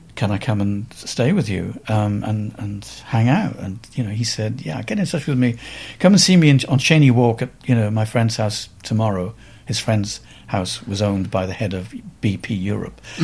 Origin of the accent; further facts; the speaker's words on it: Cardiff, Wales, United Kingdom; accent: slightly Welsh; moved away as an adult; also born or lived in Manchester / New York; something in my accent um, of being slightly from Wales